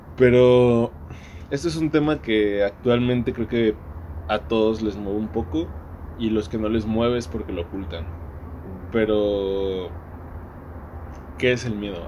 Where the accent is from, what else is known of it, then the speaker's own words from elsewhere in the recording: Mexico; como mexicanos conocemos